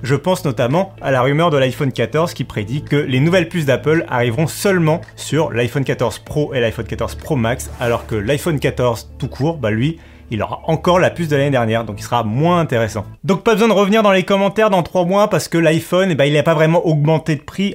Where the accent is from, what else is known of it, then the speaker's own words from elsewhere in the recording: France; chez nous en France